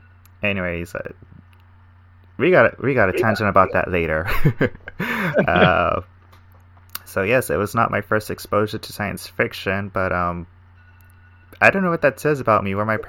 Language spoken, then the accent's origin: English; the South, United States; So my first comment is that I was cold the whole time because I'm from the South, but that's different.